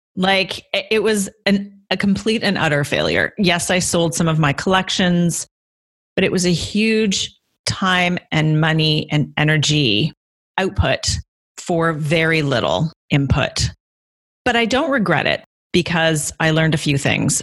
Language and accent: English; Guelph, Ontario, Canada; moved away as an adult; also born or lived in London, United Kingdom / Copenhagen, Denmark; now in Toronto, Canada; I'm originally from Guelph, which is about an hour outside of Toronto